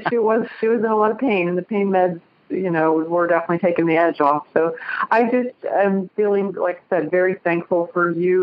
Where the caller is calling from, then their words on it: Cincinnati, Ohio, United States; I'm calling from Cincinnati, Ohio